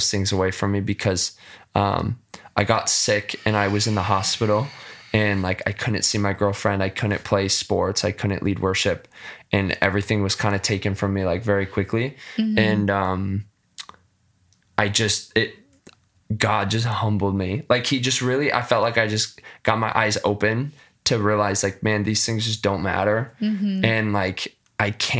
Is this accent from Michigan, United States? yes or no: yes; West Michigan, United States; I grew up in West Michigan.